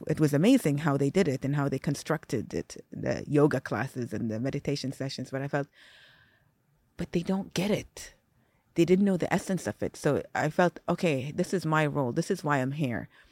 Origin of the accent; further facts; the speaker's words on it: Saudi Arabia; also born or lived in Singapore; I was born in Singapore. I grew up there till I was four. four or five years old, moved to Saudi